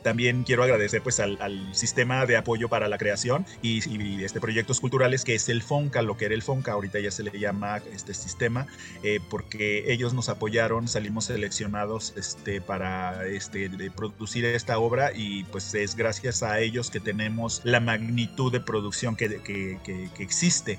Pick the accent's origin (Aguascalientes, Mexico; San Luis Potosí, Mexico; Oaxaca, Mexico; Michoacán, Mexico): Aguascalientes, Mexico; also born or lived in Canada; now in Mexico City, Mexico; yo soy originario de Aguascalientes